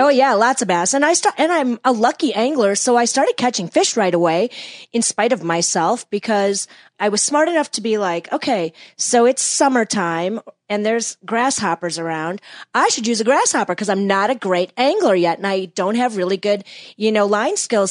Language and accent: English; West Bend, Wisconsin, United States; moved away as an adult; also born or lived in Ann Arbor, Michigan; now in Chicago, United States; I was born and raised in West Bend, Wisconsin